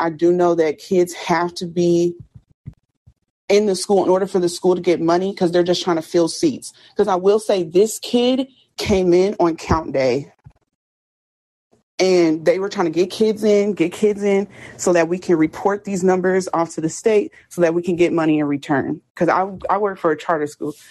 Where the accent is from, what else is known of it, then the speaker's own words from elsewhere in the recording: Indianapolis, Indiana, United States; I'm from Indianapolis. So in Indianapolis, we did have a school